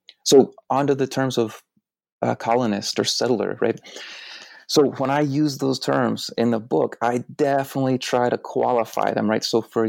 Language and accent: English; Deep South, United States; I'm from the Deep South, right?